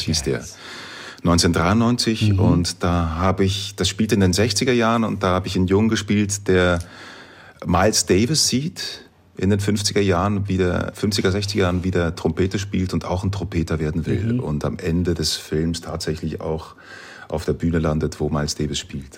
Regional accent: Dietikon, Zurich, Switzerland; in meiner Heimatstadt, in Dietikon, wo ich aufgewachsen bin

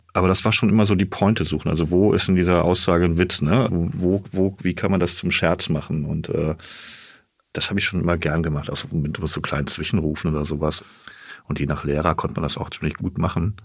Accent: Asbach, Rhineland-Palatinate, Germany; moved away; also born or lived in Siegburg; Ich bin in Siegburg geboren, in mhm. der Nähe von Bonn, genau. Und dann auf dem Dorf Asbach aufgewachsen. Das ist jetzt so knapp hinter der Grenze Rheinland-Pfalz.

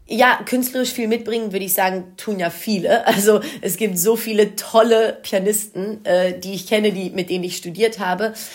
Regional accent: Wuppertal, North Rhine-Westphalia, Germany; first language Greek; Ich bin in Deutschland geboren und aufgewachsen

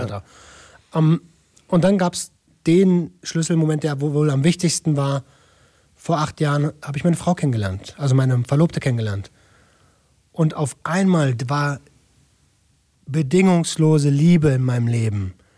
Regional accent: Berlin, Germany; moved away; ich komme aus Berlin-Tempelhof

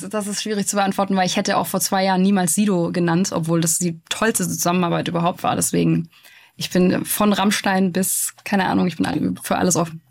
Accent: Stuttgart, Baden-Württemberg, Germany; es ist halt meine Heimat

